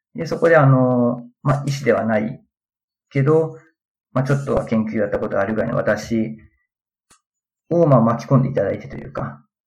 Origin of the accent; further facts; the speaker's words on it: Aichi, Japan; moved away as an adult; now in Tsukuba, Japan; 出身は愛知県なんですけど、まあ、就職で、つくばの方に来まして